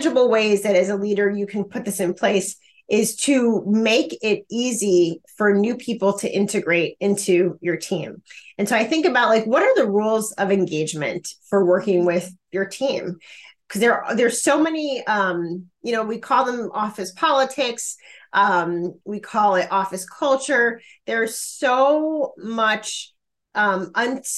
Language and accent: English; Chicago, Illinois, United States; I'm from Chicago. And so, you know, I grew up watching the Chicago Bulls play basketball